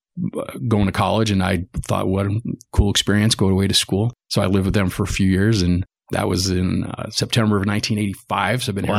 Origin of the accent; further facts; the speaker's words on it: Bridgeport, Connecticut, United States; I grew up in Bridgeport, Connecticut.